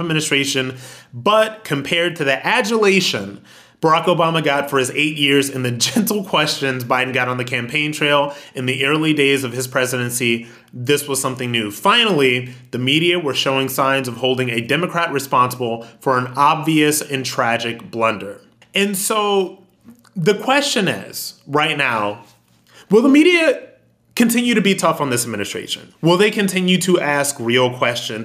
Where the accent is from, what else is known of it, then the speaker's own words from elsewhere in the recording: United States; as American